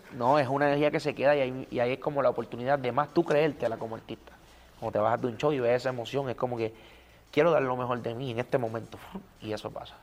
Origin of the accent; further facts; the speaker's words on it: Puerto Rico; soy bien cultural de Puerto Rico